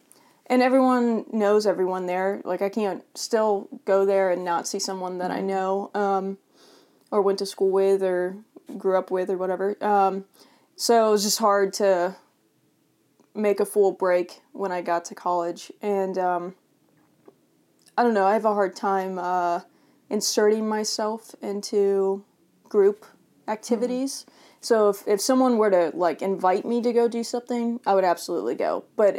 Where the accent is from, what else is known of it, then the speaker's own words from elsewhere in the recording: Davenport, Florida, United States; Davenport, Florida.